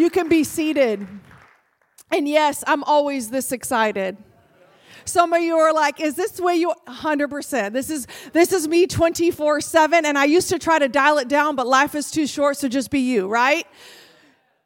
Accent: California, United States; I'm from California

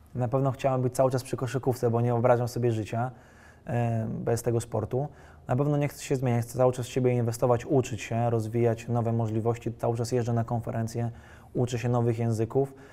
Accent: Warsaw, Masovian Voivodeship, Poland; jestem warszawiakiem z urodzenia krwi i kości.

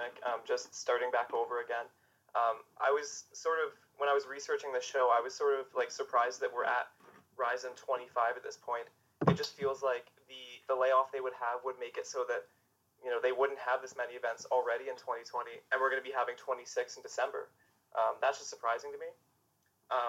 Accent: Toronto, Ontario, Canada; I'm from Toronto

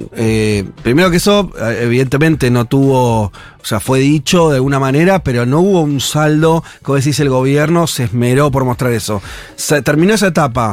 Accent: Argentina

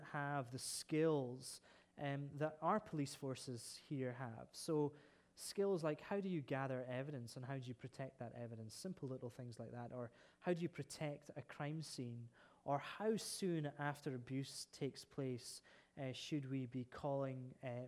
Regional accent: Scotland, United Kingdom; I'm a Scot

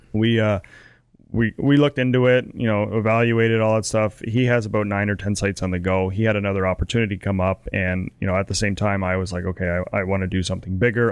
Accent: Canada; as a Canadian

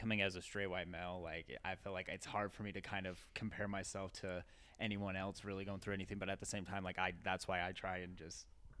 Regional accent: Utah, United States; But yeah, like, I'm from Utah, but.

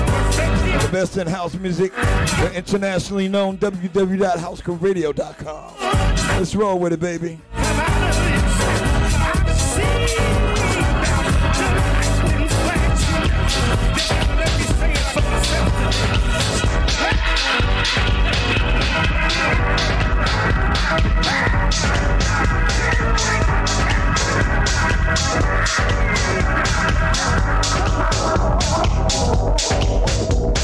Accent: New York City, New York, United States; My hometown, New York City

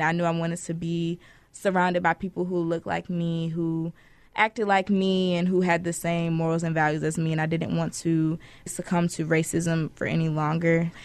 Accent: Detroit, Michigan, United States; I'm originally from Detroit, Michigan.

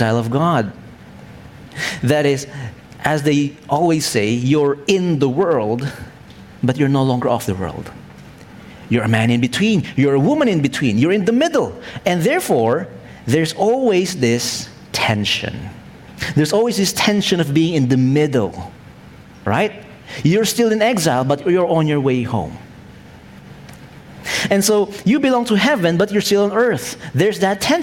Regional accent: Philippines; I'm still a Filipino Chinese. That's my heritage

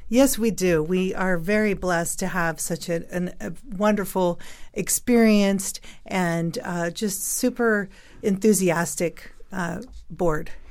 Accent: San Francisco, California, United States; moved away as an adult; now in Northern Nevada, United States; I was actually born and raised in San Francisco, moved to Northern Nevada twenty-three years ago

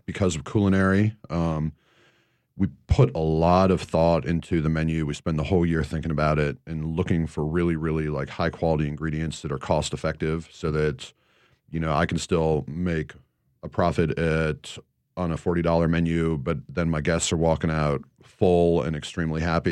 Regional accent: Northeast, United States; moved away; growing up in the Northeast

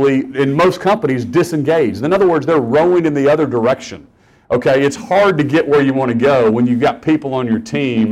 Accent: Norman, Oklahoma, United States; also born or lived in Stillwater, Oklahoma; I grew up in Norman, Oklahoma

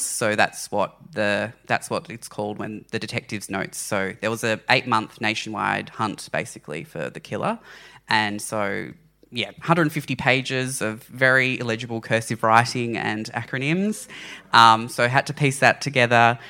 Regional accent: Launceston, Tasmania, Australia; I grew up in Launceston, Tasmania

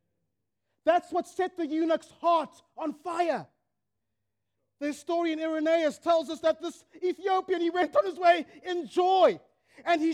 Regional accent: Zimbabwe; my homeland, Zimbabwe

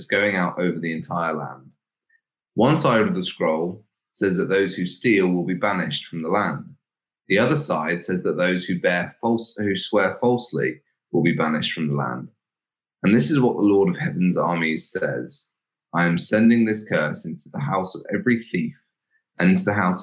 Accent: England, United Kingdom; we as English people

